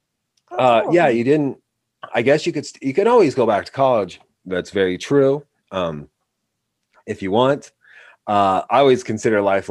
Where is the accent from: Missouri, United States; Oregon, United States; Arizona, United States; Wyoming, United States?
Wyoming, United States; also born or lived in New York; I was from Wyoming.